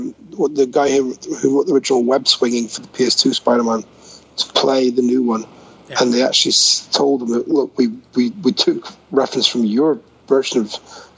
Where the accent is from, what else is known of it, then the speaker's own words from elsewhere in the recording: Scotland, United Kingdom; I'm Scottish